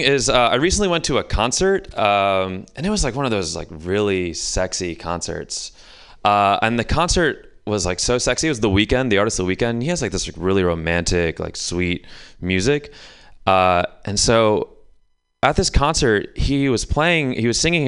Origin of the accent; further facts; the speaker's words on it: Houston, Texas, United States; now in San Francisco, United States; I grew up in the South, so growing up in the South